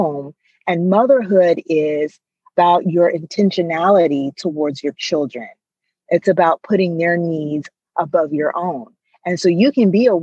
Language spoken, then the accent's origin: English; United States; growing up in America